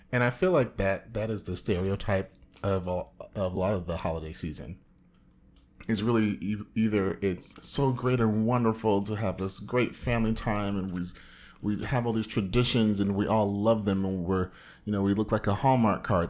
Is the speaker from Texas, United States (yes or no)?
no; Orange County, Southern California, United States; comic book fanatic from the widest part of Southern California